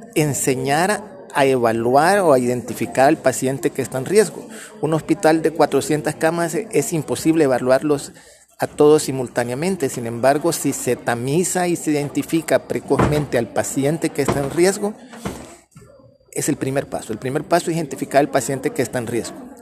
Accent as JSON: {"language": "Spanish", "country": "El Salvador", "said": "como salvadoreños"}